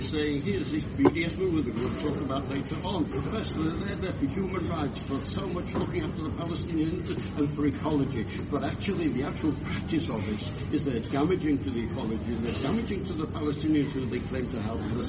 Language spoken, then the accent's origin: English; England, United Kingdom; now in Israel; I come from England.